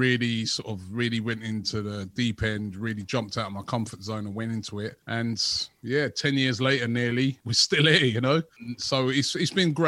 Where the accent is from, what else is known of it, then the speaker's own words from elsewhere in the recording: Luton, East of England, United Kingdom; also born or lived in London; I did live in Luton at one time. I went to high school in Luton